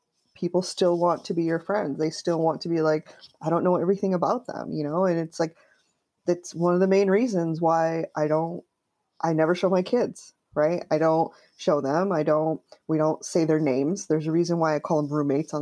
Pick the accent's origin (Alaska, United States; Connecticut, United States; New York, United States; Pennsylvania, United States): Connecticut, United States; I grew up in Connecticut.